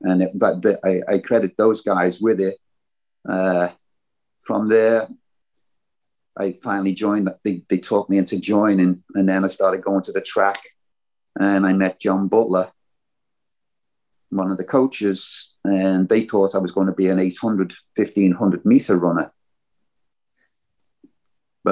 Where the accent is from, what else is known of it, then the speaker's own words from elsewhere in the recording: Liverpool, North West England, United Kingdom; I'm from Liverpool